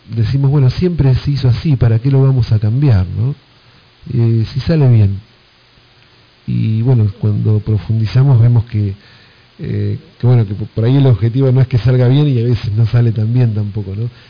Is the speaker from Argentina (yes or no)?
yes; Buenos Aires Province, Argentina; accent: bonaerense; yo desde, Argentina hablo como, como, este, como bonaerense, como argentino